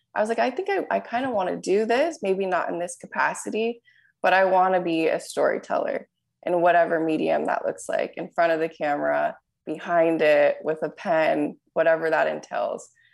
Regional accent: Southern California, United States; growing up in Southern California and playing tennis here

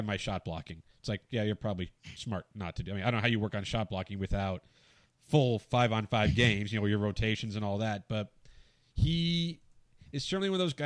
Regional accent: Arizona, United States; I grew up in Arizona

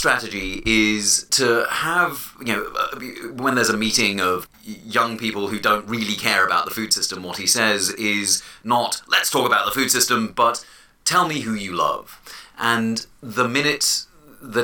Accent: London, United Kingdom; moved away; I was born and raised in London

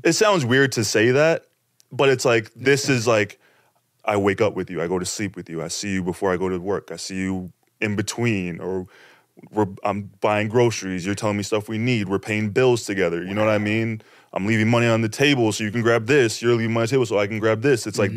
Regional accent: Toronto, Ontario, Canada; in my hometown Toronto, Scarborough, this place called the Bluffs

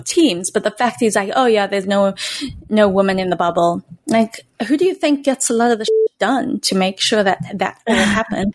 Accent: South Africa; moved away; growing up in South Africa

